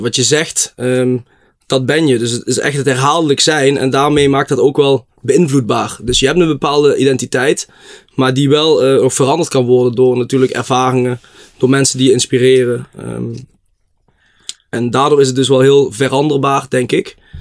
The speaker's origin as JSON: {"language": "Dutch", "town": "Blitterswijk", "region": "Limburg", "country": "Netherlands", "said": "ik kom uit Blitterswijk, het mooiste dorpje van de gemeente Venray"}